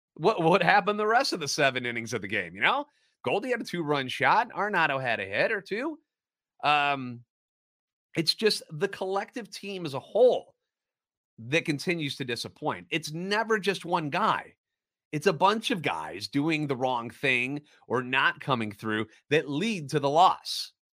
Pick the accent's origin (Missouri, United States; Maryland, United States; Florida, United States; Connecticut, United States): Missouri, United States; St. Louis; Born and raised in the Lou and a lifetime Cardinals